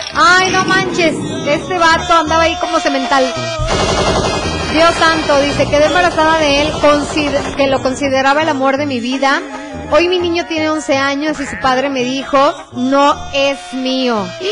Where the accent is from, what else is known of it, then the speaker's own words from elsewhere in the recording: Calvillo, Aguascalientes, Mexico; Soy de acá de Aguascalientes